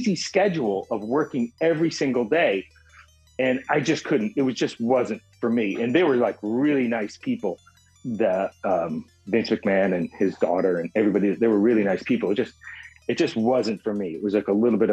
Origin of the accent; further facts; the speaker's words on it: Boston, Massachusetts, United States; I grew up in Boston and my parents are from another country.